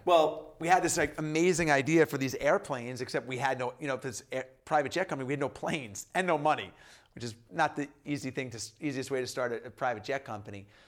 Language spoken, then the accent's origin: English; Long Island, New York, United States; I grew up in New York, in New York and Long Island